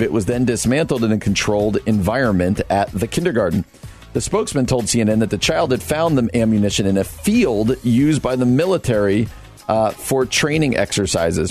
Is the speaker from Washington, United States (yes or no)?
no; New Jersey, United States; New Jersey, my home state